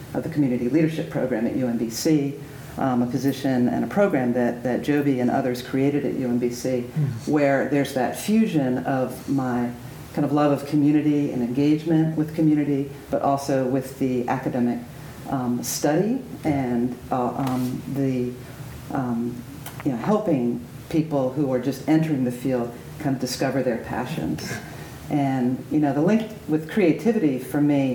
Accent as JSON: {"language": "English", "town": "Wilmington", "region": "Delaware", "country": "United States", "tie": "born or raised there", "also_born_or_lived": "southeastern Pennsylvania / Senegal", "said": "I grew up in Wilmington, Delaware, southeastern Pennsylvania, in a pretty privileged, pretty white world"}